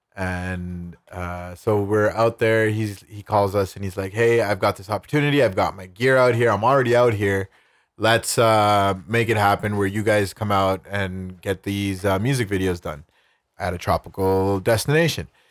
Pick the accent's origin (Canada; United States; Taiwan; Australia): Canada; I'm Canadian